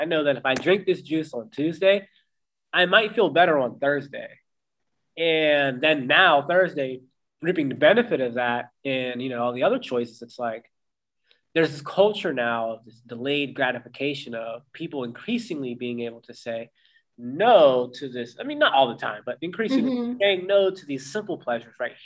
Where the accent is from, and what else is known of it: Pittsburgh, Pennsylvania, United States; born or raised there; moved away as an adult; also born or lived in Austin, Texas